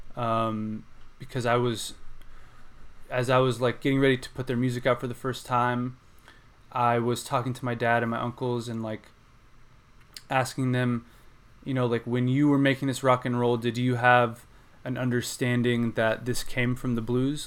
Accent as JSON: {"language": "English", "town": "Houston", "region": "Texas", "country": "United States", "tie": "born or raised there", "said": "growing up in Houston"}